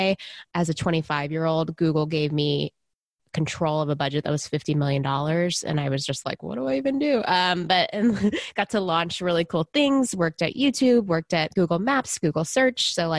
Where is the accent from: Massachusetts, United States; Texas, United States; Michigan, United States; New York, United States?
Texas, United States; moved away; I was originally from Texas, so that's where I was before I built it, a long time ago. I grew up in the 80s and 90s as a little girl